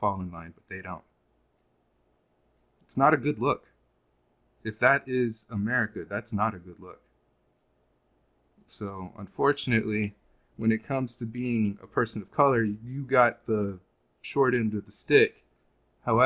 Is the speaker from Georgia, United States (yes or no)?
no; Los Angeles, California, United States; I was born in Los Angeles